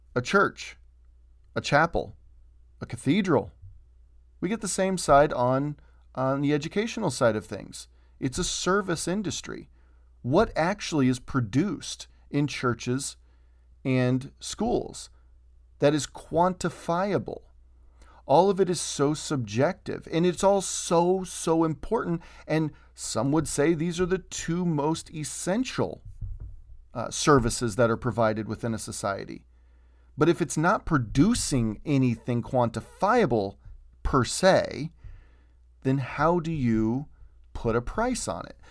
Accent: United States

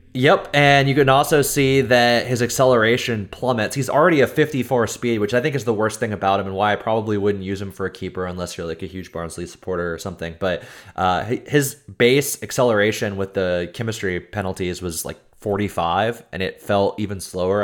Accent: Texas, United States; accent: American; I'm from Texas

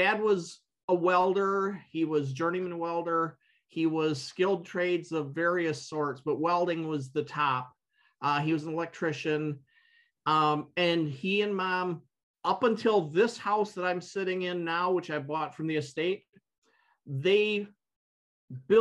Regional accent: Byron Center, Michigan, United States; I grew up and 20 miles from where I'm sitting right now. Little town called Byron Center

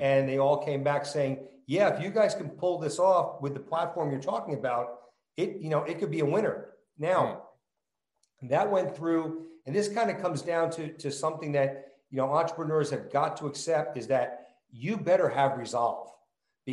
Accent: New Jersey, United States; accent: New Jersey; moved away; also born or lived in California; I'm you know a born and raised New Jersey kid. It will clearly come out in my accent

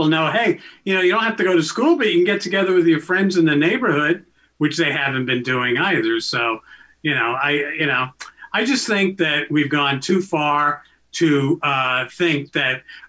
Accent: New York City, New York, United States; now in Canada; I grew up in New York City

